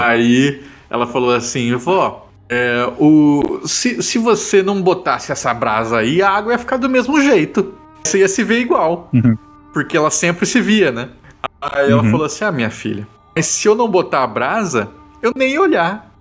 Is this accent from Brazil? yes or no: yes; Mato Grosso do Sul, Brazil; eu sou de Mato Grosso do Sul